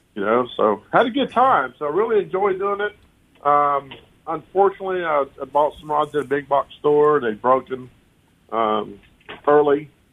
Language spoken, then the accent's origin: English; Polk County, Florida, United States; I grew up here in Polk County with my grandparents crappie fishing and bass fishing and pan fishing